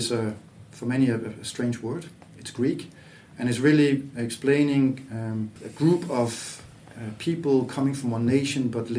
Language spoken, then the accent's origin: English; Aarhus, Central Denmark Region, Denmark; English is a second language; moved away as an adult; also born or lived in Copenhagen / Latvia; but I'm not from Copenhagen. I'm a kid from Aarhus, but worked as well in Copenhagen.